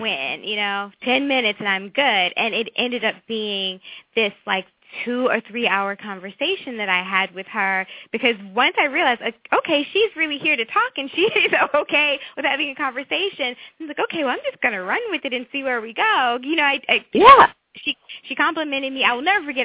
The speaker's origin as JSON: {"language": "English", "region": "Virginia", "country": "United States", "tie": "born or raised there", "also_born_or_lived": "North Carolina / New York City", "accent": "southern", "moved": "as an adult", "said": "I grew up in Virginia"}